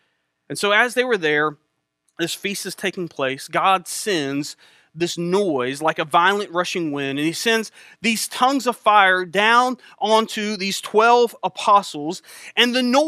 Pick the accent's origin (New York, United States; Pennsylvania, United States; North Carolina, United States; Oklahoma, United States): North Carolina, United States; Elizabeth City; I grew up in Elizabeth City, not too far from here.